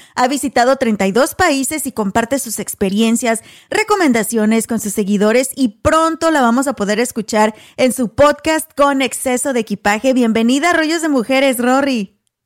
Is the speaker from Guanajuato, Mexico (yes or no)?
yes; Apaseo el Alto, Guanajuato, Mexico; first language Spanish; moved away as an adult; now in United States; soy originaria de Apaso el Alto, Guanajuato